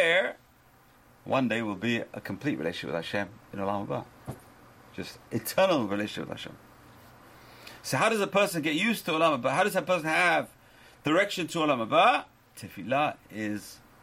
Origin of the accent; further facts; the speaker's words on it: London, United Kingdom; moved away; When I grew up in London